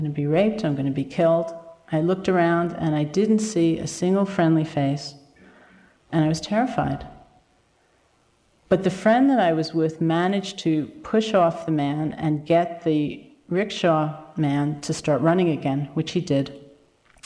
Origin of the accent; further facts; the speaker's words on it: United States; as an American